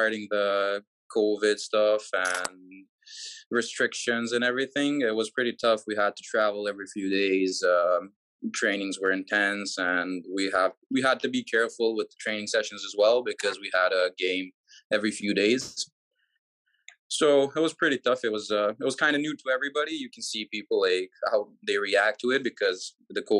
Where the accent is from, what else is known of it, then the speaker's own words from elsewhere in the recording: Serbia; also born or lived in Canada; I was trying really hard, training, playing here in Serbia. And I was going to school, started my first year of college